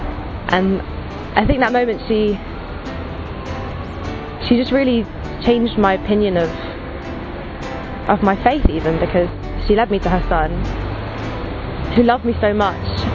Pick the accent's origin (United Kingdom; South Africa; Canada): United Kingdom; Salisbury, South West England; I'm from Salisbury in England. Born and raised here